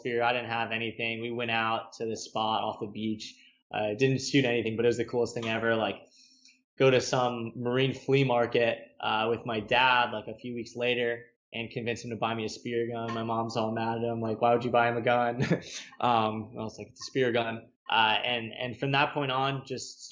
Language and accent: English; Hollywood, Florida, United States; So I grew up in South Florida, like Hollywood, which is between Fort Lauderdale and Miami, but I just tell everyone I'm from Fort Lauderdale